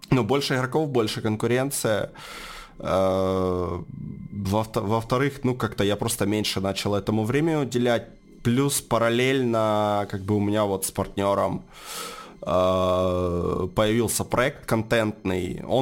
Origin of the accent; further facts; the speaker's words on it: Donetsk, Donetsk Oblast, Ukraine; ну, я сам из Донецка. А, собственно, жил в Донецке, занимался чем ранее?